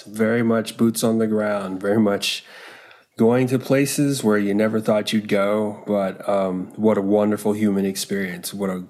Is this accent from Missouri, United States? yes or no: no; North Carolina, United States; North Carolina is actually my home state. I was a military brat. And so, you move around to a lot of places. My dad was in the Air Force. And the last stop he had was the middle of North Carolina.